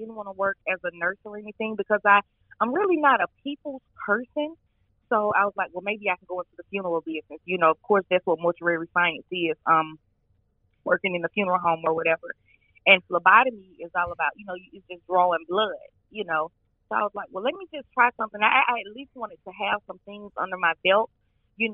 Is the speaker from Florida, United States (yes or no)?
no; Alabama, United States; accent: country; I was born and raised in Alabama